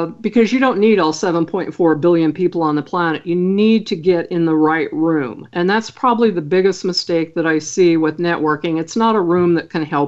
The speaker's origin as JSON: {"language": "English", "region": "Idaho", "country": "United States", "said": "I'm from Idaho"}